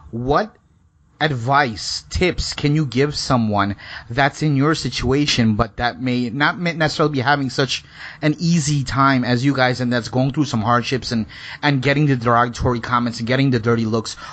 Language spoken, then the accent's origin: English; Guyana; when you're growing up in Guyana, 60s, 70s, 80s, you grew up to like okay, you're, you're, we're not really supposed to get, like, Indians are not supposed to get along with blacks